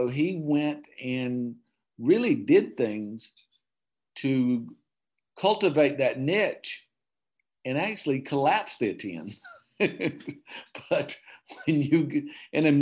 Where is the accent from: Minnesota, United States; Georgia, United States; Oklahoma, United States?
Georgia, United States; Okefenokee Swamp, southern; I grew up in the Southern Georgia in the Okefenokee